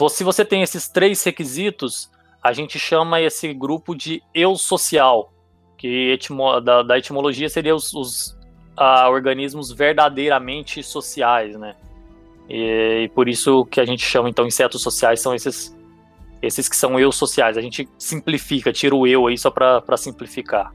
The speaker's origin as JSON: {"language": "Portuguese", "town": "Goiânia", "region": "Goiás", "country": "Brazil", "tie": "born or raised there", "also_born_or_lived": "Itumbiara, Goiás / Ribeirão Preto", "moved": "as an adult", "said": "Eu nasci, eu nasci em Tumbiara, que é na, na divisa de Goiás com Minas, mas eu com três anos de idade fui para Goiânia e passei o, a, até o, o, final da minha graduação ali com os 22 anos de idade em Goiânia"}